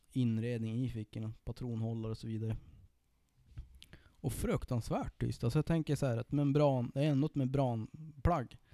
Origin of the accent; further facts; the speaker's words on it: Sollefteå, Västernorrland County, Sweden; min hemkommun